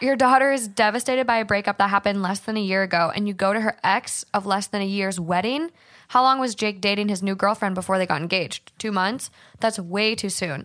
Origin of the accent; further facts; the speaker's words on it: Hermantown, Minnesota, United States; moved away; I'm from Minnesota, but I actually grew up in Duluth, um, Hermantown more specifically, and I grew up on my family's hundred-year-old farm